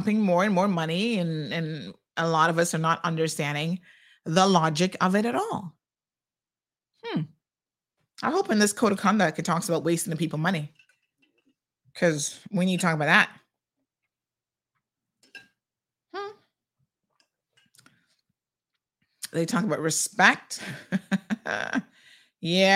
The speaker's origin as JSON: {"language": "English", "country": "United States", "tie": "born or raised there", "moved": "yes", "said": "my uncle that I grew up with in the States"}